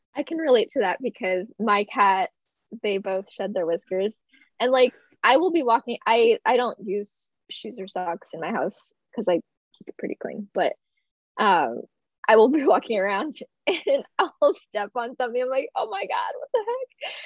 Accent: Texas, United States; I'm from Texas

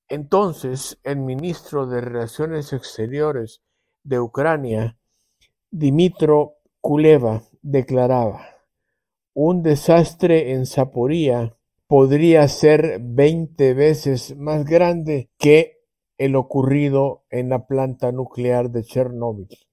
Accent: El Salvador; como salvadoreños

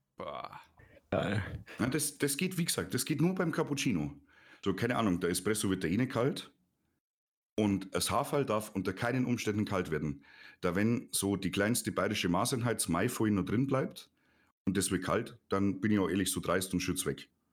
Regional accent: Neuburg an der Donau, Bavaria, Germany; bei uns in Neuburg

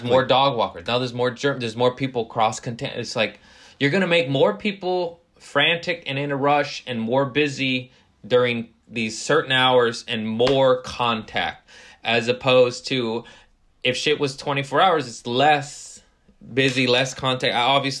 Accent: United States; I am American.

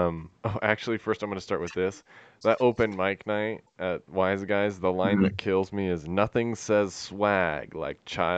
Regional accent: Murray, Utah, United States; Yeah, well, so it's called Mill Creek now, but it's basically Murray.

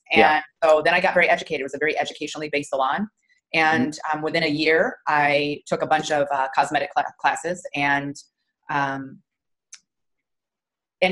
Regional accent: Wyoming, United States; also born or lived in Omaha, Nebraska; now in Flower Mound, United States; Originally Wyoming, but I moved here from Omaha, Nebraska.

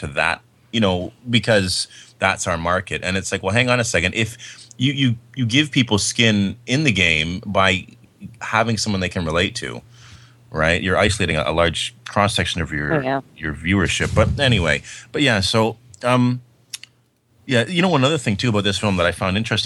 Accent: Canada; I'm Canadian

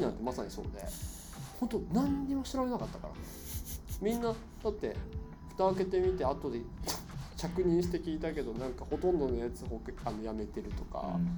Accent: Japan; moved away; 日本っていう自分の生まれ育った国

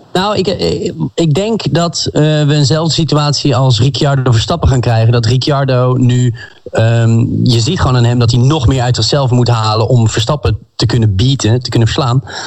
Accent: Amsterdam, North Holland, Netherlands; 27 jaar. Ik kom uit Amsterdam

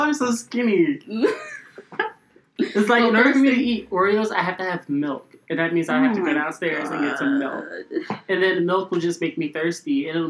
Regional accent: Philadelphia, Pennsylvania, United States; I'm from Philadelphia, born and raised.

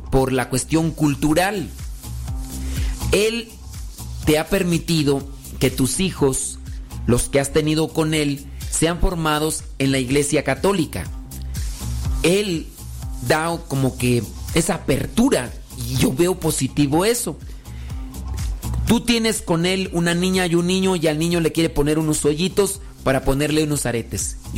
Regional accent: Mexico; Y él es de la India. Yo soy mexicana. Tenemos dos niñas.

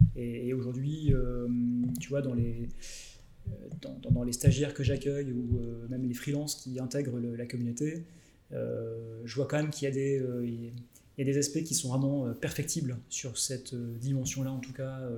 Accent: Lille, Hauts-de-France, France; je suis Lillois

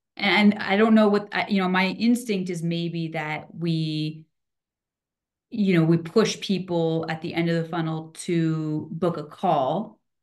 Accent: East Coast, United States; moved away as an adult; now in Reno, United States; I'm from East Coast originally

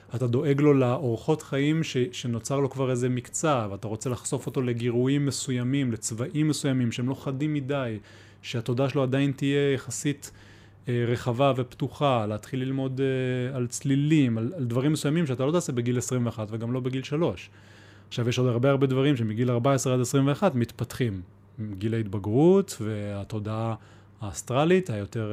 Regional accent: Ramat HaSharon, Central District, Israel; moved away as an adult; also born or lived in Beersheba; now in Mitzpe Ramon, Israel; מרמת השרון, מהמרכז

